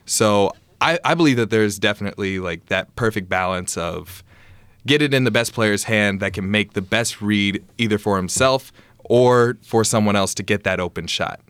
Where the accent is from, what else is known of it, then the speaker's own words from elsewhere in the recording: Conway, Arkansas, United States; moved away as an adult; I played at uh, Hendrix College. It was in my hometown as well